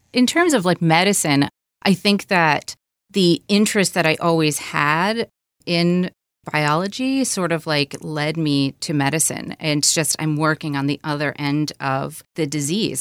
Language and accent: English; Michigan, United States; I grew up in Michigan. a small town about an hour or so north of Detroit